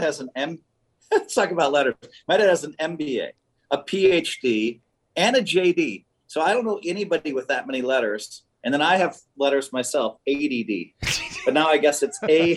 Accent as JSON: {"language": "English", "town": "Madison", "region": "Wisconsin", "country": "United States", "tie": "born or raised there", "moved": "yes", "said": "I grew up in Madison."}